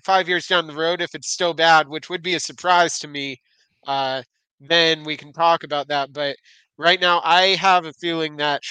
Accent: Southern California, United States; I'm from Southern California.

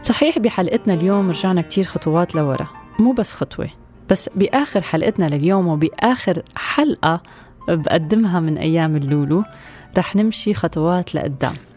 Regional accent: Syria; كلياتنا كسوريين اليوم وين ما كنا بهالدنيا

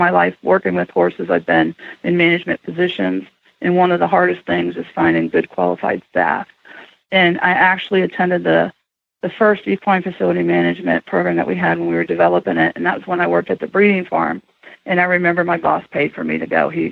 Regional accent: Toledo, Ohio, United States; I grew up in the Toledo area

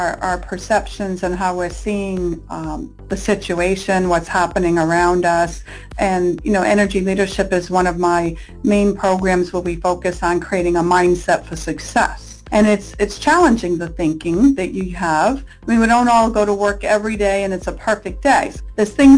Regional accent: Rhode Island, United States; now in California, United States; I'm from Rhode Island on the East Coast.

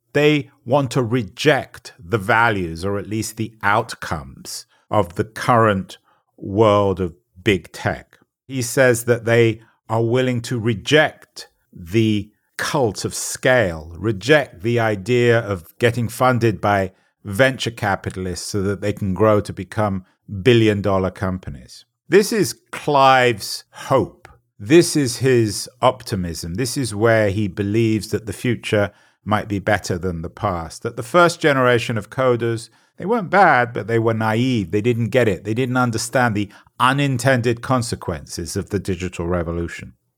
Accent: England, United Kingdom; I'm an Englishman

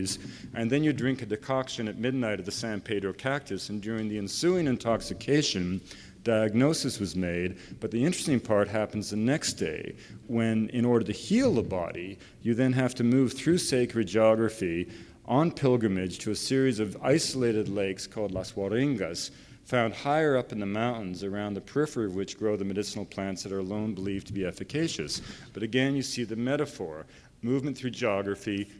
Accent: British Columbia, Canada; I was raised in the forests of British Columbia

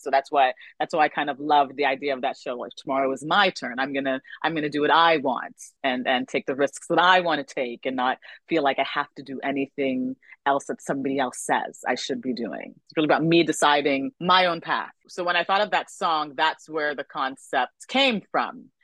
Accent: Canada; My career is mostly spanned in Canada because I'm Canadian

